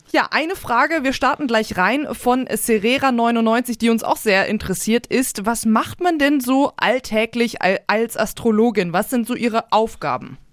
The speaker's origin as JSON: {"language": "German", "town": "Hanover", "region": "Lower Saxony", "country": "Germany", "moved": "yes", "lives_now": "Nuremberg, Germany", "said": "sowohl in Nürnberg, der Stadt, in der wir leben, als auch äh, Hannover, die Stadt, wo ich herkomme"}